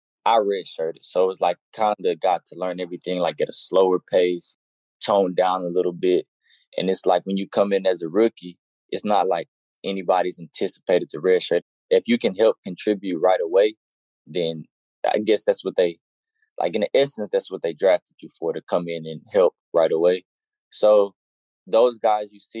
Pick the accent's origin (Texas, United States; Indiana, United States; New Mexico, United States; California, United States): Texas, United States; I'm from Texas